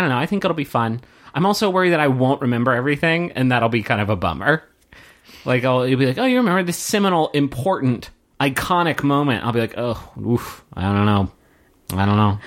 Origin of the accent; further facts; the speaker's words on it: Huntington, West Virginia, United States; moved away as an adult; now in Austin, United States; Huntington, West Virginia, my hometown